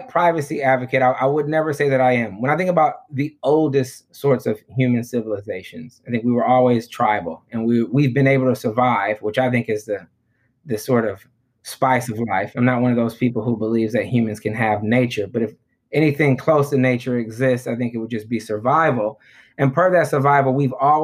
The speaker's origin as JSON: {"language": "English", "town": "Detroit", "region": "Michigan", "country": "United States", "tie": "born or raised there", "also_born_or_lived": "Johannesburg, South Africa", "moved": "yes", "said": "my own neighborhood that I grew up in Detroit"}